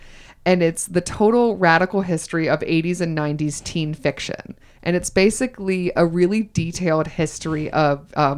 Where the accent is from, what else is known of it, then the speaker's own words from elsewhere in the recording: Georgia, United States; accent: Southern; I'm originally from Georgia.